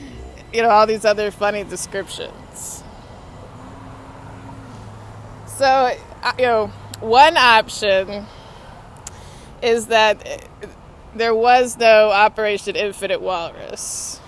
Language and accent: English; Austin, Texas, United States; now in Washington, United States; I grew up in Austin